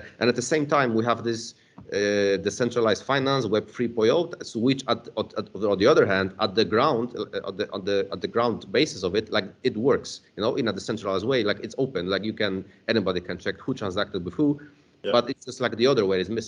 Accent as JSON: {"language": "English", "country": "Poland", "said": "I'm from Poland"}